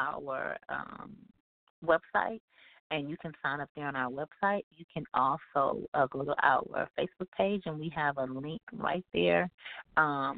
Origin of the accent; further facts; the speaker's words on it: Houston, Texas, United States; moved away as an adult; also born or lived in Milwaukee, Wisconsin; now in Houston, United States; I'm originally from Houston, Texas. So I grew up here